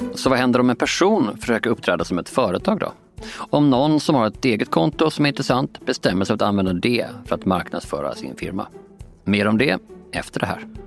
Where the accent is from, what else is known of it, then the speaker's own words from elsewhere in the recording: Båstad, Skåne, Sweden; Jag är uppvuxen i och utanför Båstad